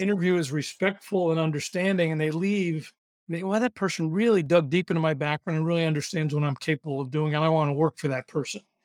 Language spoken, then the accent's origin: English; New York, United States; I'm from New York, so I talk fast